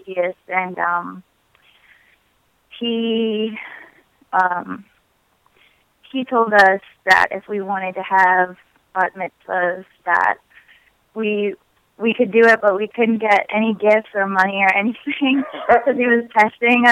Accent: Bedford, New Hampshire, United States; born or raised there; also born or lived in Manchester, New Hampshire

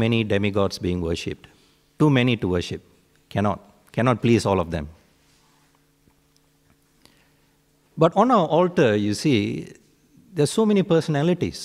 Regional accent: Malaysia; My roots are in subcontinent India, but I was born in Malaysia, and in Malaysia it's like a mini India

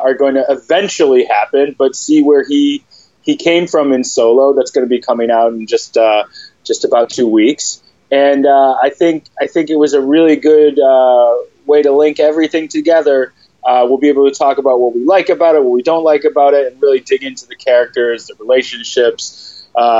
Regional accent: Michigan, United States; Michigan, my home state

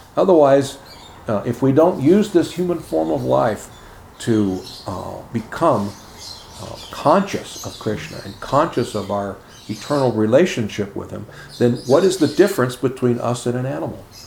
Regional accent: Chicago, Illinois, United States; when I was a kid growing up in Chicago

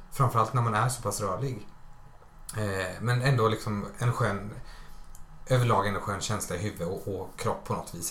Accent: Småland, Sweden; som smålänning då som jag är

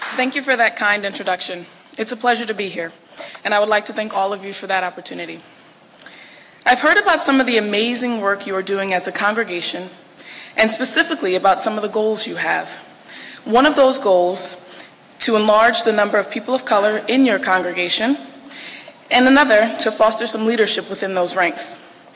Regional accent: Bridgeport, Connecticut, United States; moved away as an adult; also born or lived in Baltimore, Maryland; now in Washington, D.C., United States; I grew up in Bridgeport, Connecticut

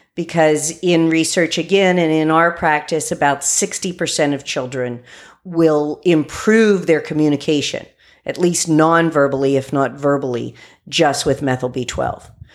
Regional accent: West Virginia, United States; I grew up in West Virginia

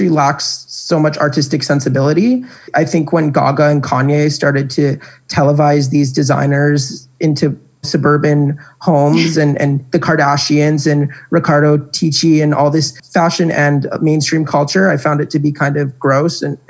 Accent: Canada; I'm Canadian

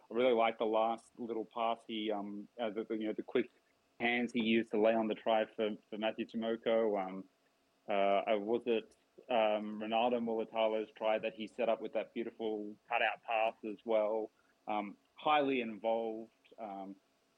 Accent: Australia; as an Australian myself

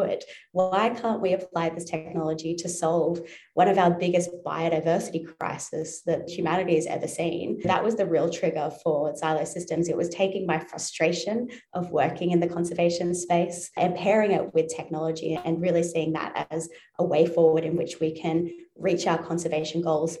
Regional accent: Newcastle, New South Wales, Australia; now in Sydney, Australia; I grew up in Newcastle, New South Wales on the coast. So I'm currently based in Sydney, about 2 hours north

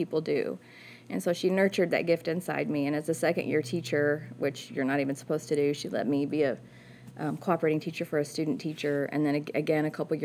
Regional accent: Park Hills, Missouri, United States; I'm from Park Hills, and I went to school at Central, graduated from there

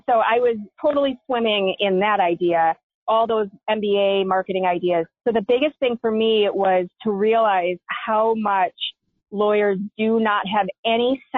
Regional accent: Minneapolis, Minnesota, United States; I grew up in Minneapolis

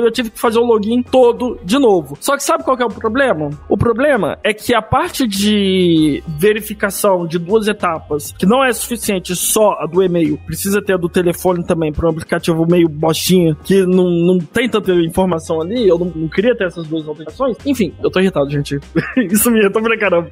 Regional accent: Brazil; eu sou brasileiro, tô no Brasil

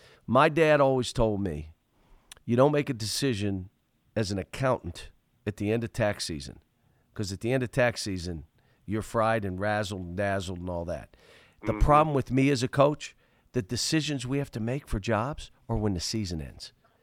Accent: Pittsburgh, Pennsylvania, United States; But I grew up in Pittsburgh. They don't understand. I grew up in Pittsburgh. It's my home.

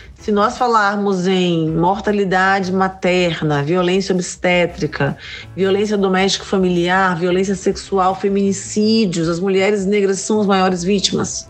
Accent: Salvador, Bahia, Brazil; Eu sou solteropolitana raiz, nascida e criada em Salvador

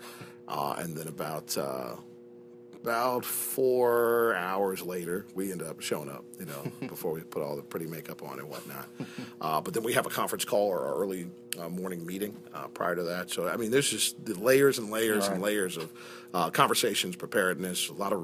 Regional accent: Ohio, United States; moved away; I'm from Ohio country

